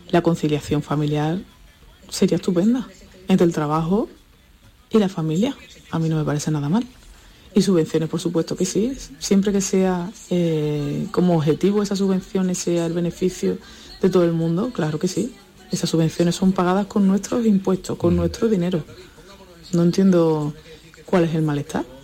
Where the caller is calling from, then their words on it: Seville, Andalusia, Spain; Eh, buenos días, Jesús, …, eh … de Sevilla.